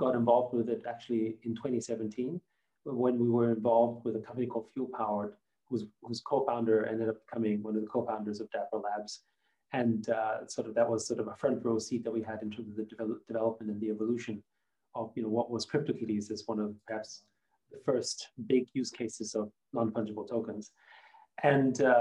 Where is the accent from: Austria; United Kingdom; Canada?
Austria; first language German; English is a second language; moved away; I grew up in Austria. So I was very much sort of, you know, as a Chinese person in Austria, growing up in the 70s